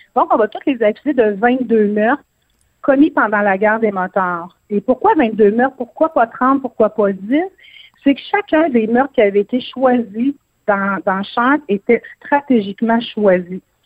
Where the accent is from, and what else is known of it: Quebec, Canada